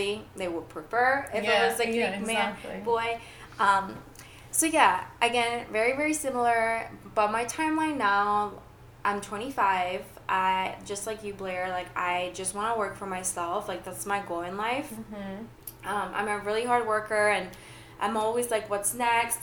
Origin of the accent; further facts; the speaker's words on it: Greece; now in United States; I grew up in Greece